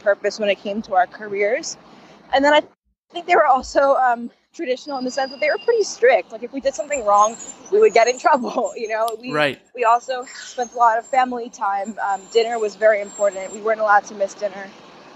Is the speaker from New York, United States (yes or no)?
yes; New York City, New York, United States; I grew up in New York City to two fairly traditional Indian parents